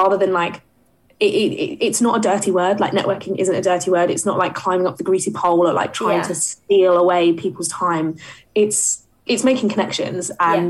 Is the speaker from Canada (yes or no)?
no; Essex, East of England, United Kingdom; I didn't grow up in London, and I grew up in Essex